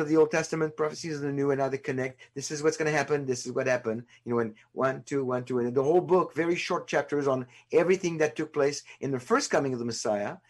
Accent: France; moved away as an adult; also born or lived in California / Chicago / Pacific Northwest, United States; now in United States; I was born in France in 1959, child of Holocaust survivors. Spent the first 27 years of my life in France

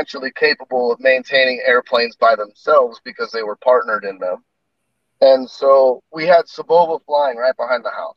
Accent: Hemet, California, United States; now in Sherwood, United States; I grew up down in Hemet in Southern California.

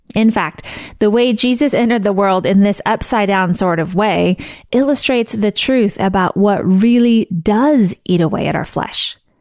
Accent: Missouri, United States; I grew up in Missouri, I went to college in Missouri, and I live in Missouri

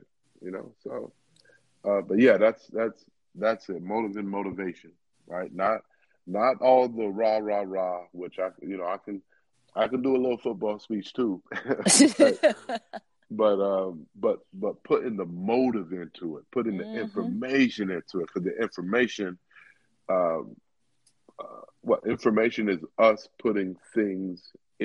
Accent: Miami, Florida, United States; all of us Miamis

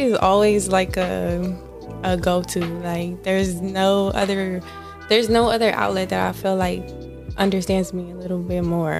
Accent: Miami, Florida, United States; I am from Miami. Mm-hmm. Miami, Florida. Born and raised in the county of Dade.

